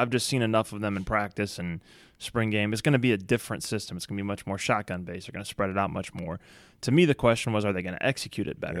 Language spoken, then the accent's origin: English; Baton Rouge, Louisiana, United States; when I grew up in Baton Rouge